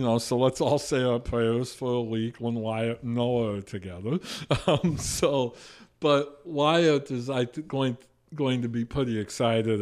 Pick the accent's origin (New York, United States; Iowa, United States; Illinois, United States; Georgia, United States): Iowa, United States; New Hampton; I'm from New Hampton.